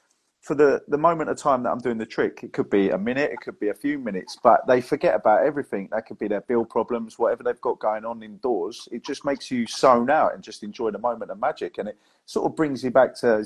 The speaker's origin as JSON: {"language": "English", "area": "West Sussex", "region": "South East England", "country": "United Kingdom", "moved": "as an adult", "lives_now": "Belfast, United Kingdom", "said": "I'm from West Sussex originally, but I met my partner, and she sort of kidnapped me and brought me to Belfast"}